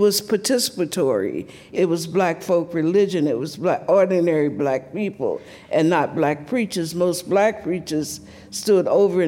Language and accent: English; the South, United States; So as a little black girl growing up in the South, I was deeply influenced by this black folk religion.